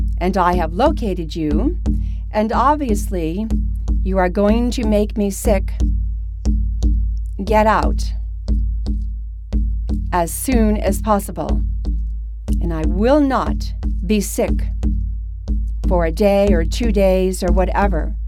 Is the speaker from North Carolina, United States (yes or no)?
no; Mystic, Connecticut, United States; my hometown nearby, Mystic